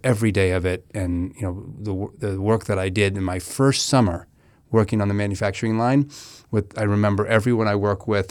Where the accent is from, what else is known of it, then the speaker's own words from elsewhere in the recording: Menlo Park, California, United States; we grew up in Menlo Park